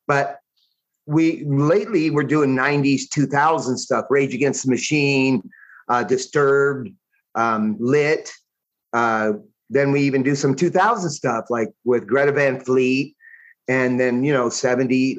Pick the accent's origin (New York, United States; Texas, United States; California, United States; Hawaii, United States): California, United States; Rowland Heights; moved away as an adult; also born or lived in Alhambra, California; now in San Jacinto, United States; I was born in Alhambra, but I think I was 2 years old when we moved to Roland Heights.